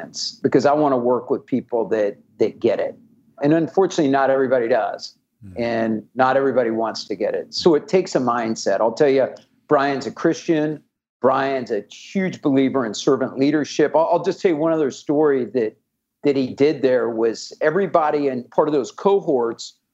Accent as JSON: {"language": "English", "town": "Kansas City", "country": "United States", "moved": "yes", "said": "I'm from Kansas City originally"}